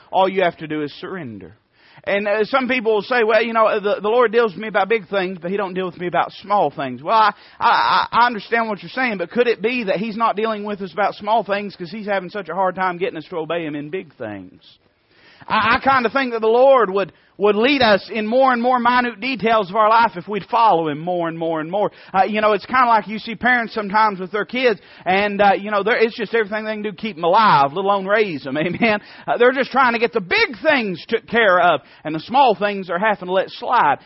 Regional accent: Knoxville, Tennessee, United States; we're from Knoxville.

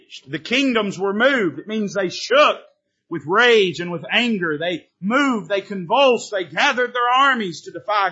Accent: the South, United States; I am a Southerner.

